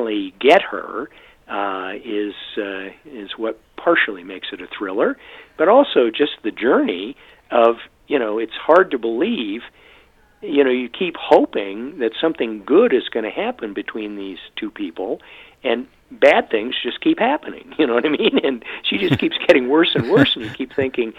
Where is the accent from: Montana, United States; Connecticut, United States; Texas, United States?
Montana, United States; Great Falls; the town I grew up in Montana. And that town is home to Malmstrom Air Force Base